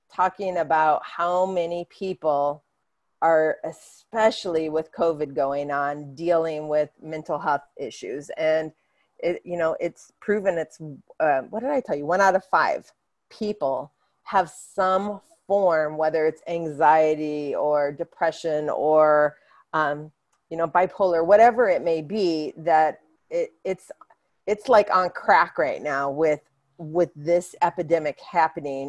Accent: Hawaii, United States; I grew up in Hawaii

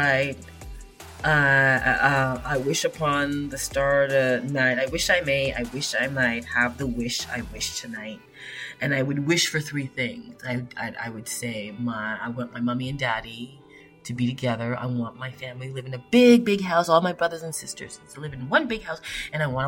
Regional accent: Toronto, Ontario, Canada; I grew up in Epworth, and there was a school, Corbett Junior Public School, just right directly in front of us. And this is Scarborough, Ontario

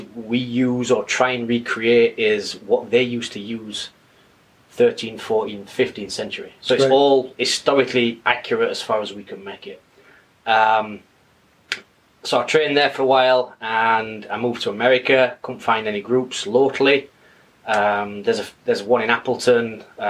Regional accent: Sheffield, Yorkshire and the Humber, United Kingdom; moved away as an adult; also born or lived in Leeds; Sheffield. Okay. It's Northern England.

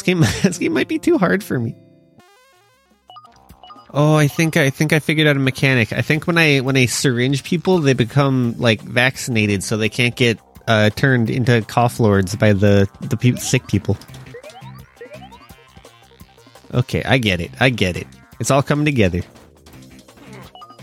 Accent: Canada; As a Canadian

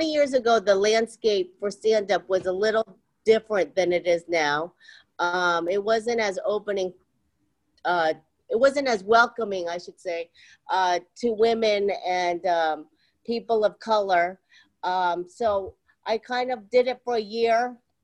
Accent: Columbus, Ohio, United States; moved away as an adult; also born or lived in Seoul, South Korea; now in New York City, United States; moved to Ohio when I was 2 years old. Wow. And grew up there, you know, all of my, you know, life until I went to college.

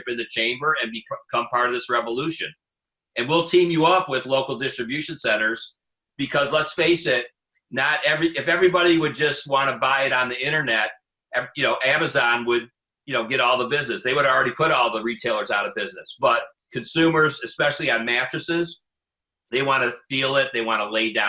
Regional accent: Detroit, Michigan, United States; I'm from Detroit.

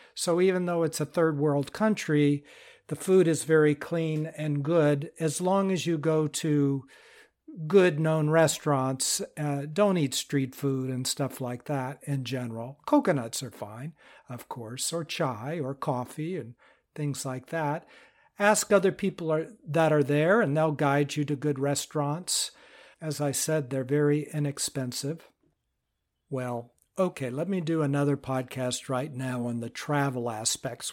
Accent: United States; I'm from the United States

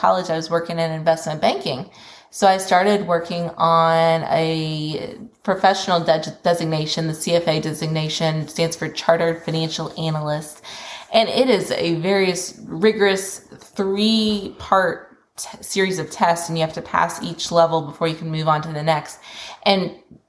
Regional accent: Kentucky, United States; moved away as an adult; also born or lived in Memphis; I ended up moving back to Kentucky, which is my hometown from where I'd been working in Memphis

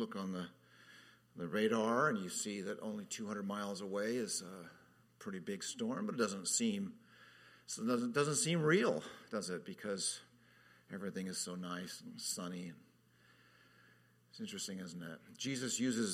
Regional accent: Southern California, United States; moved away as an adult; also born or lived in Orlando; now in Hawaii, United States; I grew up in Southern California

